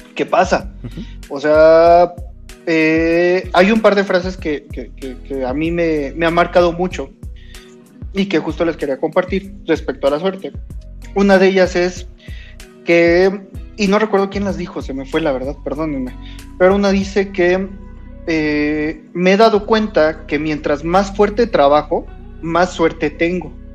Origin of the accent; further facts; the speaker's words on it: Mexico; Yo tuve la suerte de, de nacer en México, buena o mala, soy latinoamericano